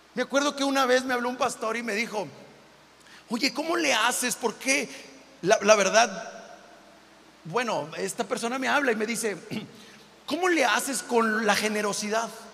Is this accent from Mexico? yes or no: yes; Monclova, Coahuila, Mexico; moved away; also born or lived in Matamoros, Tamaulipas; de adolescente, donde soy yo, que soy de Monclova, Coahuila